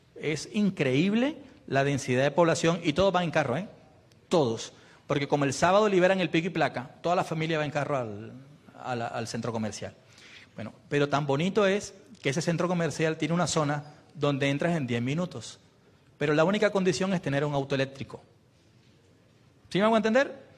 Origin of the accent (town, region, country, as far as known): Colombia